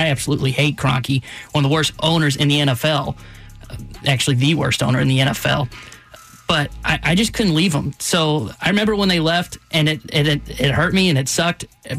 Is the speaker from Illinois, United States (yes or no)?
yes; Olney, Illinois, United States; I'm from Olney, Illinois, like 2.5 hours to the east.